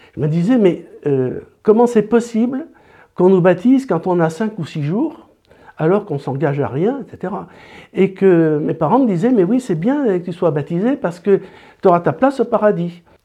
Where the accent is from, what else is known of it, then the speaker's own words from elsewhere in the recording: Grenoble, Auvergne-Rhône-Alpes, France; moved away as an adult; also born or lived in Paris / Nord / La Rochelle; Quand je suis allé faire mes études à Paris, j'ai quitté Grenoble